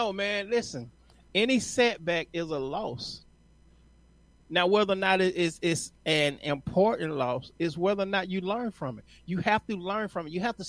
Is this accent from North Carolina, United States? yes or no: no; Atlanta, Georgia, United States; I'm from Atlanta